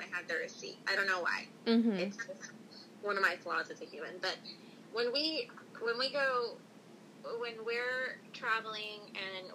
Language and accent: English; the South, United States; we grew up in the South